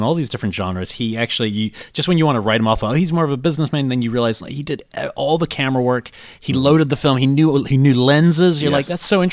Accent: New Zealand; moved away as an adult; I'm coming from New Zealand

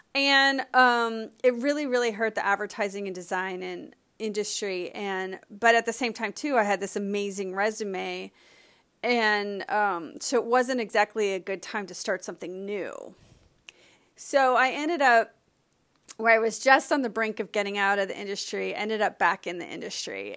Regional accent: Miami, Florida, United States; I grew up sailing in Miami

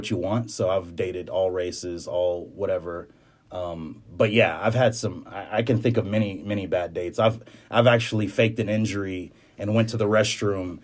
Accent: Houston, Texas, United States; I am from Houston, Texas, more down towards Clear Lake, Pearland area

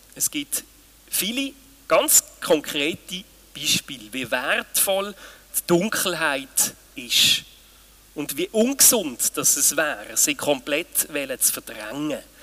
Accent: Switzerland; bei uns in der Schweiz

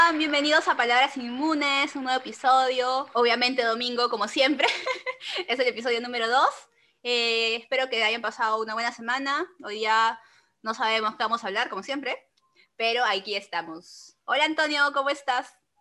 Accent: Peru; soy peruana

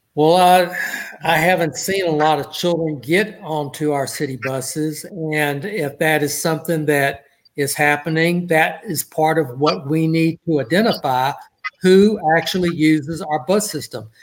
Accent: Port Arthur, Texas, United States; he and I grew up in Port Arthur together

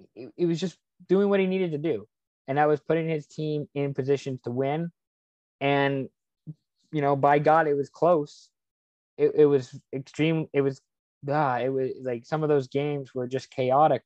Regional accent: Lake Stevens, Washington, United States; moved away; also born or lived in Kirkland, Washington; I'm originally from Seattle. Kirkland, Washington was born there grew up uh, mostly in Lake Stevens, Washington

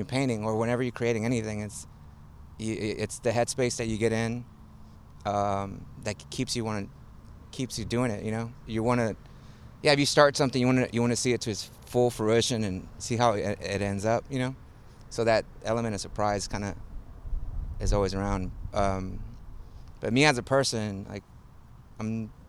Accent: Houston, Texas, United States; also born or lived in Monterrey, Mexico; I was born in Monterrey, and so my parents moved here when I was 3 or 4, and they moved to like the north side of the city, kind of like Quitman, Fulton area, and I spent like 6-8 years there.

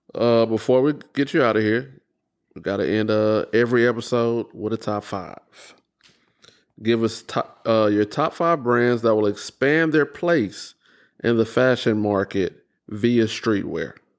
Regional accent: Houston, Texas, United States; moved away as an adult; now in Austin, United States; I was born and raised in Houston, but, uh, at this point, I spent eighteen years in Houston

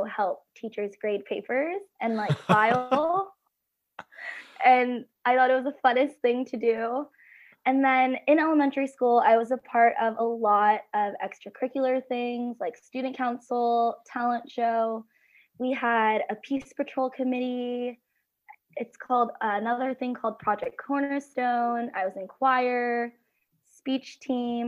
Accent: California, United States; I am from California

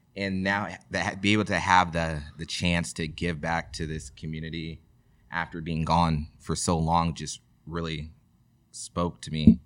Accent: Rosemont, California, United States; I'm proud, you know, to be from Rosemont. I went to Rosemont High School.

